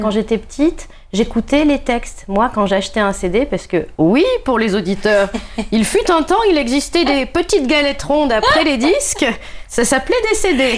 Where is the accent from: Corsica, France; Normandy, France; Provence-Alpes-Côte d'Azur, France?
Provence-Alpes-Côte d'Azur, France; Nice; je suis niçoise